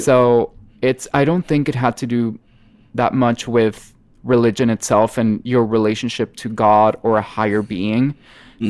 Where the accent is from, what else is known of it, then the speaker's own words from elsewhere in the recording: Monterrey, Nuevo León, Mexico; English is a second language; I am Mexican and I am from Monterrey, Mexico, which is in the north, just a few miles away from the Texan border. And uh, I've always grown up in this kind of bicultural region